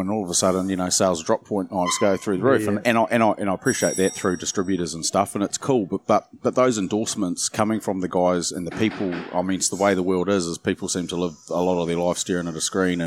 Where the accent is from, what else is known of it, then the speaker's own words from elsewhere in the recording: Auckland, New Zealand; also born or lived in Wellington / Taranaki; I was born in Wellington and, yeah, grew up in Auckland